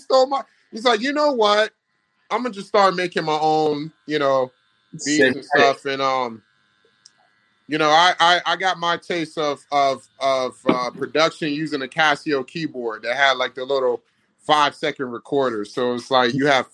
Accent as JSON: {"language": "English", "town": "Virginia Beach", "region": "Virginia", "country": "United States", "tie": "born or raised there", "moved": "yes", "said": "growing up in Virginia Beach"}